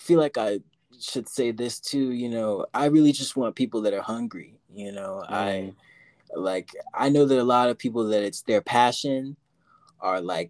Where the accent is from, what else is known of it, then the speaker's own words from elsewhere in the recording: Virginia Beach, Virginia, United States; now in Denver, United States; my hometown of Virginia, 757 Virginia Beach